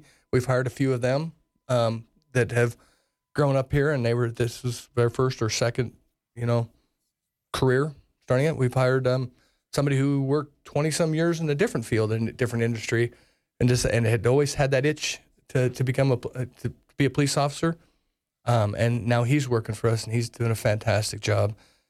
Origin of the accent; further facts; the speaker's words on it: Sheridan, Wyoming, United States; I'm from Sheridan.